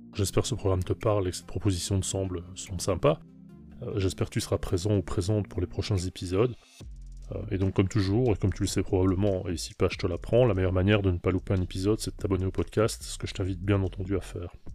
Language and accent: French; Belgium; je suis belge, j'ai 47